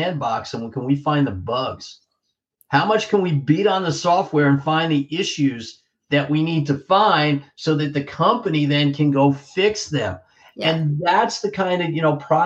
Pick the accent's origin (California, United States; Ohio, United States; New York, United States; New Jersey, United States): New Jersey, United States; growing up in Central Jersey, I was a Belmar guy